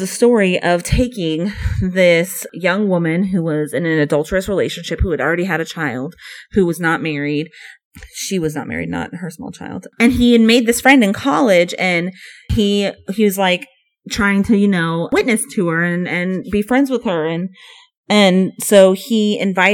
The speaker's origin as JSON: {"language": "English", "region": "California", "country": "United States", "tie": "born or raised there", "said": "And I grew up in California, which is very liberal."}